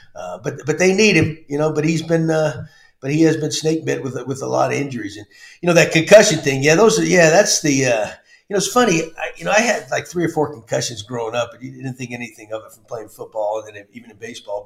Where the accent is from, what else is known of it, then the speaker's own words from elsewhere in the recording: Texas, United States; also born or lived in Massachusetts; growing up in Texas